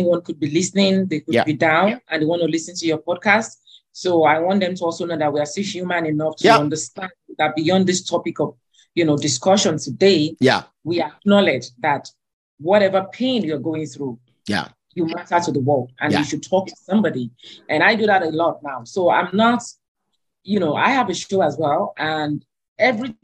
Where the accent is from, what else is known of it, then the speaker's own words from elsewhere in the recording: Alimosho, Lagos, Nigeria; where I grew up in Alimosho